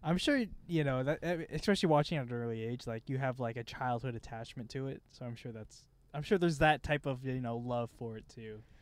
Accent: Midwest, United States; we're both dudes from the Midwest

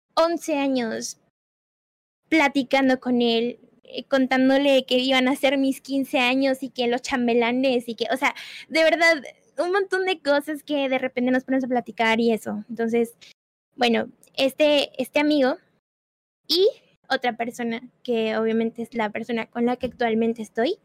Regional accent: Puebla, Mexico; yo soy de Puebla

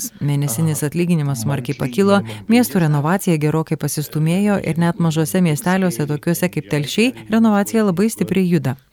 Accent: Bhopal, Madhya Pradesh, India; Lithuanian is a second language; now in Kaunas, Lithuania; Man visą tai primena mano miestą Bhopal, centrinėje Indijoje.

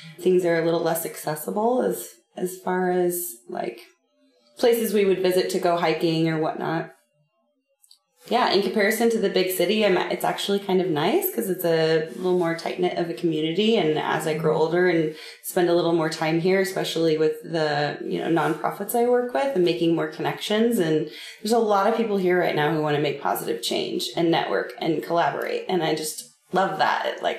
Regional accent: Grants Pass, Oregon, United States; Growing up here was great. I mean, I rode horses

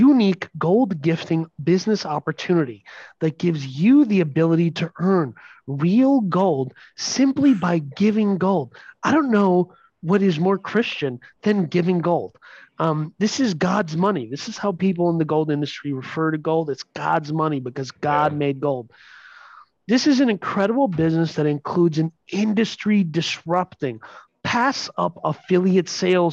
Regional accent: Minnesota, United States; We're from Minnesota

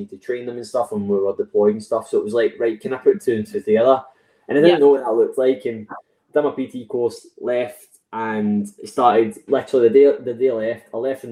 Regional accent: West Coast of Scotland, United Kingdom; I'm from West Coast of Scotland

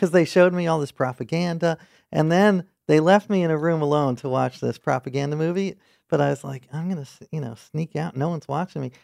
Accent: New York City, New York, United States; I grew up in New York City

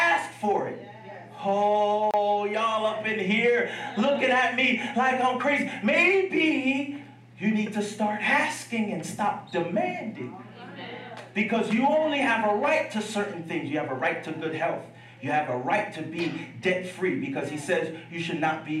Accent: Piscataway, New Jersey, United States; I grew up in Piscataway, New Jersey

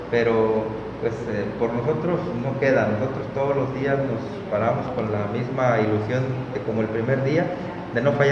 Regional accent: Tamapatz, Aquismón, San Luis Potosí, Mexico; Pues yo vengo de Tamapas, allá nací

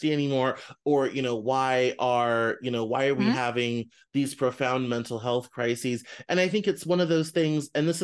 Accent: Northwest Arkansas, United States; I grew up in Northwest Arkansas with lots of normal white dudes

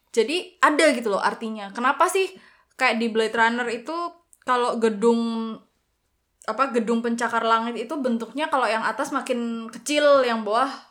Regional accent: Java, Indonesia; aku kan Jawa

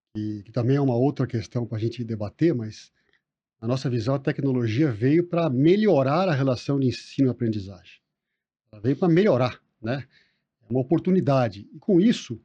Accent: Brazil; somos todos brasileiros

